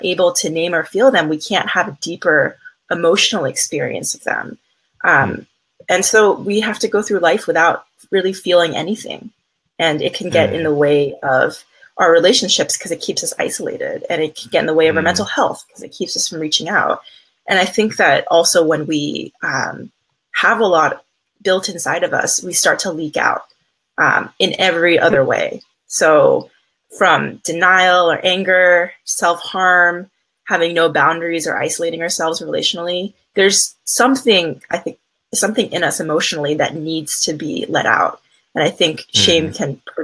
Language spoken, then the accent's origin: English; East Coast, United States; I'm originally from the East Coast